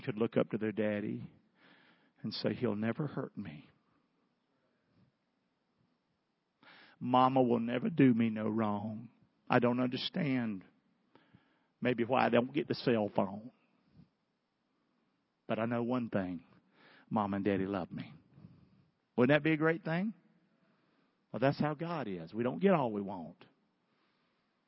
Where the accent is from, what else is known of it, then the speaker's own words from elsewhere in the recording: the South, United States; I'm a Southerner. It's yes, ma'am